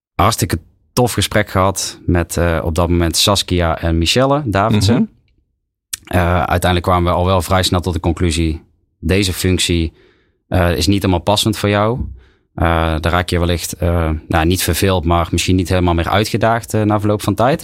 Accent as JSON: {"language": "Dutch", "town": "Tilburg", "region": "North Brabant", "country": "Netherlands", "accent": "Brabant", "said": "Ik kom zelf uit Tilburg"}